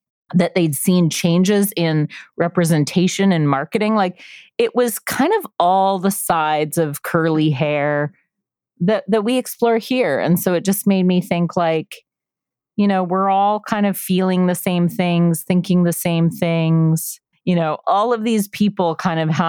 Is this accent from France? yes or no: no; Canada; We're Canadian. Yeah. We're French